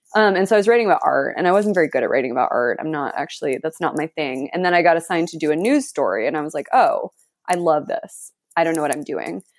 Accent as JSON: {"language": "English", "town": "Santa Fe", "region": "New Mexico", "country": "United States", "tie": "born or raised there", "also_born_or_lived": "New York", "moved": "yes", "lives_now": "Los Angeles, United States", "said": "So I am from Santa Fe, New Mexico. That's where I was born and raised"}